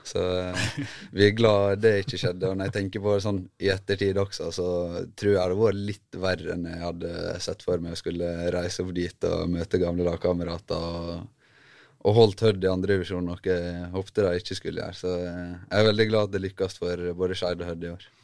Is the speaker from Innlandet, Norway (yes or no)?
no; Ulsteinvik, Møre og Romsdal, Norway; moved away; jeg er født og oppvokst i Ulsteinvik